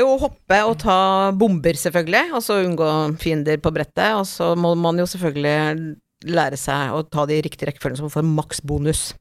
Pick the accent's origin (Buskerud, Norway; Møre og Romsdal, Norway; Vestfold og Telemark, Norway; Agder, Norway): Møre og Romsdal, Norway; Tingvoll; på kroa på Tingvolla, der jeg vokste opp, mm. på Møre